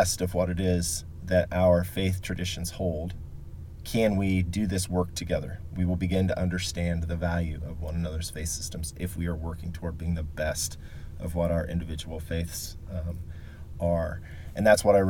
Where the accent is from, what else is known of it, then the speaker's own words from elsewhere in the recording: Marion, Indiana, United States; moved away as an adult; now in Indianapolis, United States; I was born and raised in Marion, Indiana, which is a smaller city in Grant County, about 60 miles north of Indianapolis